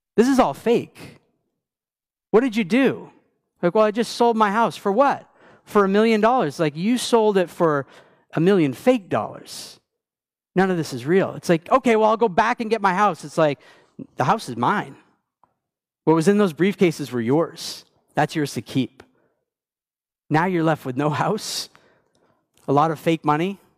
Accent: Maine, United States; moved away; I grew up in Maine

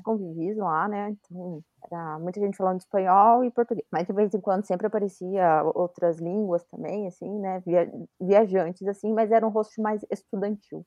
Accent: Brazil; Eu, brasileira

